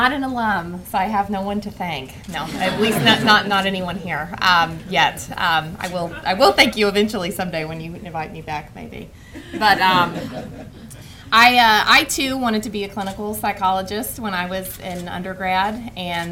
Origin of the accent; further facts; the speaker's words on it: Oklahoma, United States; moved away; I am actually from Oklahoma